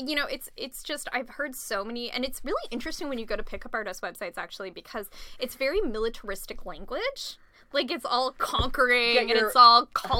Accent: Ontario, Canada; it was in Toronto, because I'm from Ontario.

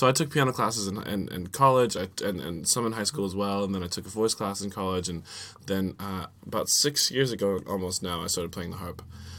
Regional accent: Virginia, United States; moved away; also born or lived in Kansas City; Was in Virginia. Virginia. Yeah, so I was raised on the East Coast and my family's from there.

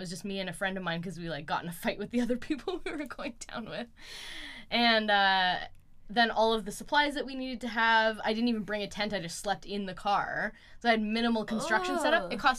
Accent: West Coast, United States; I just like the environment of Burning Man, just because I was born and raised on the West Coast, like I need moisture.

